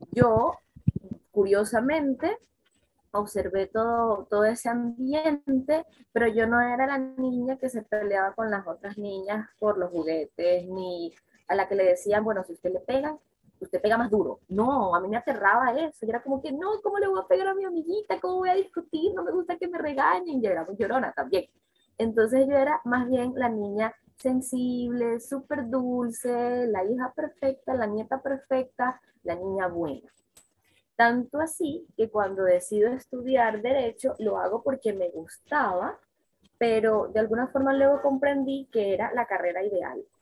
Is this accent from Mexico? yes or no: no; Venezuela; also born or lived in Colombia; soy, soy venezolana colombiana, recontralatina, y vengo de una casa de puras mujeres guerreras